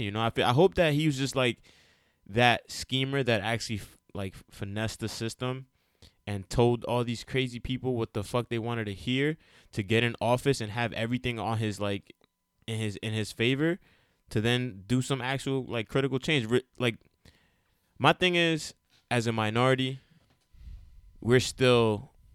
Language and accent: English; United States; I myself am a educated Dominican American, right? And I'm also Puerto Rican. I was born in America.